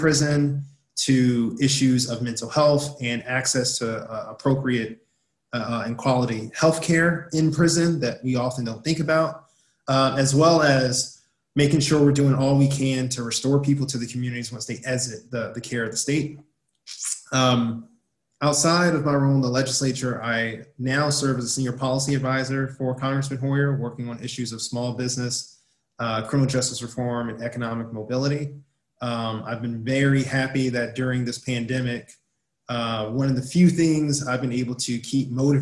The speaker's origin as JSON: {"language": "English", "area": "Prince George's County", "region": "Maryland", "country": "United States", "tie": "born or raised there", "said": "I'm from Prince George's County, born and raised"}